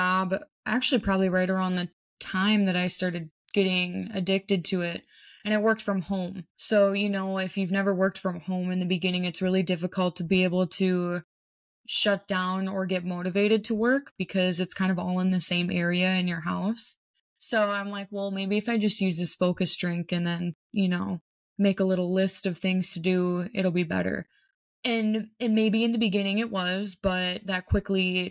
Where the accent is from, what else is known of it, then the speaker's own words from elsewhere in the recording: Minnesota, United States; I am from Minnesota.